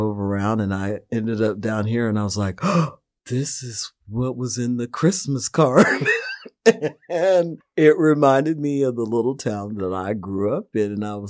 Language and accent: English; Missouri, United States; now in Nevada City, United States; I'm originally from the Midwest, Missouri. I've been in California about 7 years now.